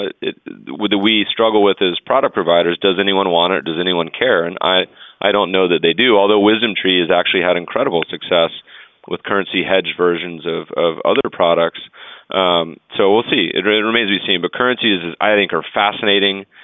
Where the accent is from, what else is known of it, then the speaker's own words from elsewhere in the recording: Colorado, United States; moved away; I grew up in Colorado